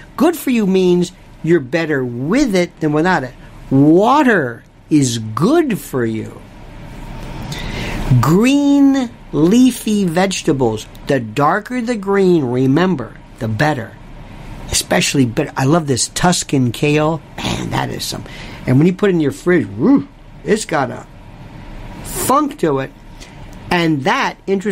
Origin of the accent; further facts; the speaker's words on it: Florida, United States; now in New York City, United States; Growing up in Florida